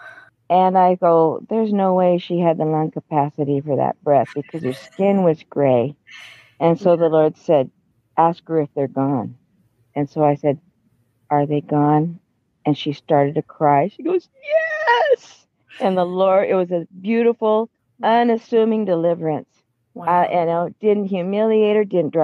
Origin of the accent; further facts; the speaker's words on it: Washington, United States; I'm from Washington State.